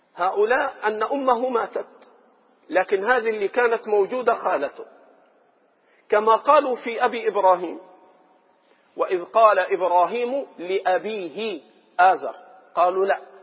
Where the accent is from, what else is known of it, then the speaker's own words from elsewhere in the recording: Egypt; إخواننا المصريين وأنا منهم